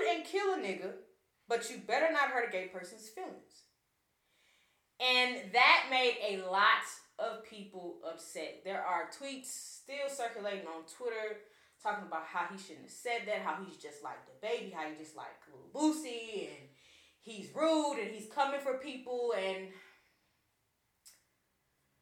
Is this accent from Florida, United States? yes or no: no; Hammond, Louisiana, United States; I'm from Hammond, Louisiana